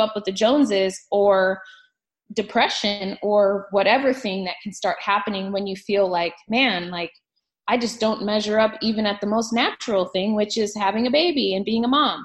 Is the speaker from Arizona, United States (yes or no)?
yes; Phoenix, Arizona, United States; I was raised here in Phoenix. So, you know, my entire childhood, all my friends are here too.